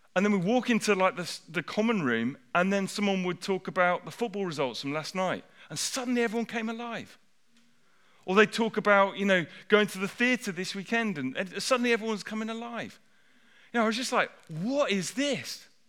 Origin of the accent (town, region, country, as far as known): United Kingdom